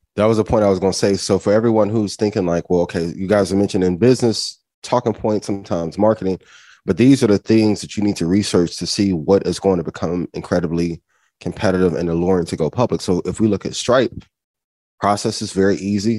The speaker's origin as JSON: {"language": "English", "region": "Indiana", "country": "United States", "said": "I'm from Indiana"}